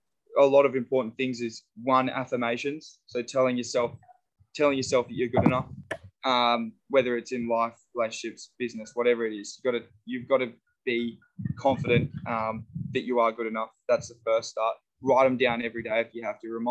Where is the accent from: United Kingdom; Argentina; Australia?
Australia; I'm an Aussie